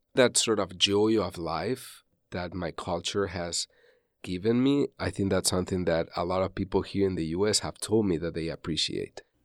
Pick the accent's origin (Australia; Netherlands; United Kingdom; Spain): Spain; Valencia, Valencian Community; first language Spanish; English is a second language; moved away as an adult; also born or lived in Canada; now in Philadelphia, United States; I'm from beautiful Valencia, which is the east coast of Spain